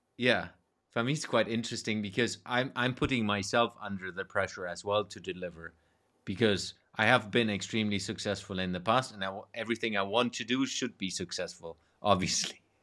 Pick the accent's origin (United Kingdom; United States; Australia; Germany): Germany; growing up in Germany